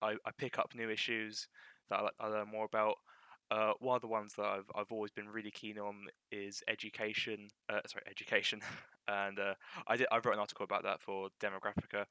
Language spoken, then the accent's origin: English; Dartford, South East England, United Kingdom; I'm from Dartford, so I joined the Dartford Association